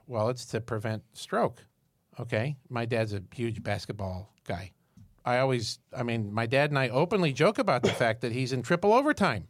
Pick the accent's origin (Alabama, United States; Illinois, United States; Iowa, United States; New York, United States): New York, United States; Syracuse; I'm from Syracuse, New York